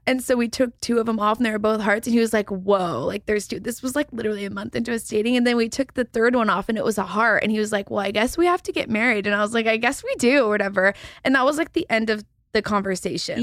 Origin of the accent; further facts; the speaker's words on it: Texas, United States; I'm from Texas